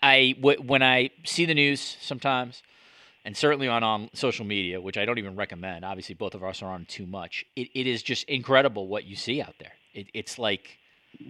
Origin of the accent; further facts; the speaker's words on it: United States; moved away as an adult; now in Toronto, Canada; as an American living here